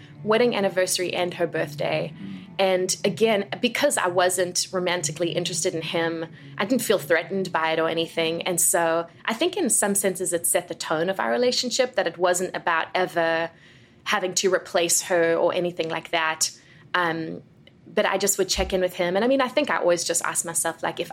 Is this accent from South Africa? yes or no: yes; South Africa; moved away as an adult; now in United States; I was born and raised in South Africa